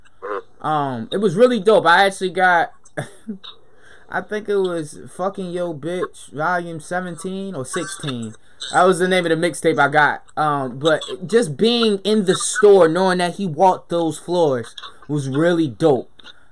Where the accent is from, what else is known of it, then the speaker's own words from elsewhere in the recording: Baltimore, Maryland, United States; I'm from Baltimore